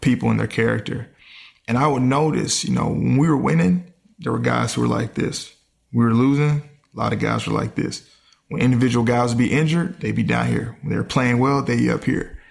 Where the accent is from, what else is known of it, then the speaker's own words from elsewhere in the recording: Mississippi, United States; I grew up in the South where, you know, Mississippi